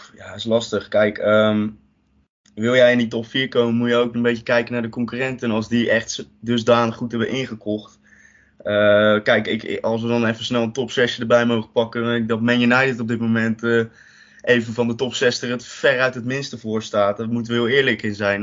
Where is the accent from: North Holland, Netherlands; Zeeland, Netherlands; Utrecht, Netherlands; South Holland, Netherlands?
South Holland, Netherlands; Rotterdam; Ik ben ook een echte Rotterdammer.